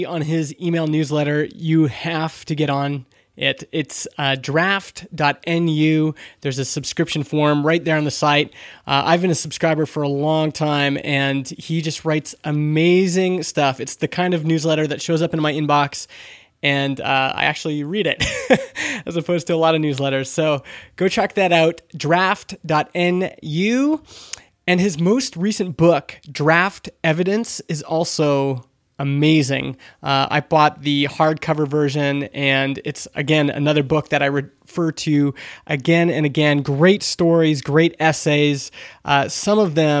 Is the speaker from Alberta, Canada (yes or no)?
yes; Alberta, Canada; I'm from Alberta, Canada.